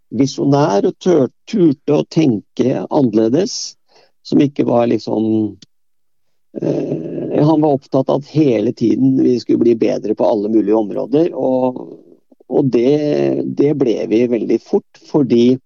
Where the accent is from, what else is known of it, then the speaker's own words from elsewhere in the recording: Bærum, Akershus, Norway; selv om jeg kom fra Bærum, så kom jeg fra et typisk sånn eh, arbeiderstrøk.